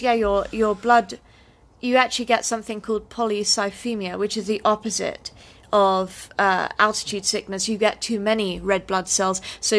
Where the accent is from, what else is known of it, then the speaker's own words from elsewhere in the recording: United Kingdom; I'm British, so I that.